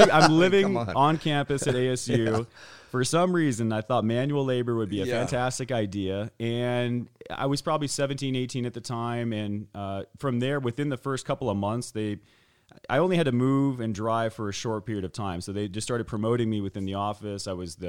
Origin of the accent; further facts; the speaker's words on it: Scottsdale, Arizona, United States; So born and raised here in Scottsdale, Arizona.